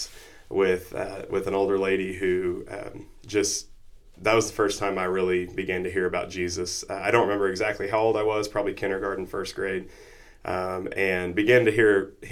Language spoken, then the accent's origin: English; Noble, Oklahoma, United States; I grew up in Noble, Oklahoma, not too far from here.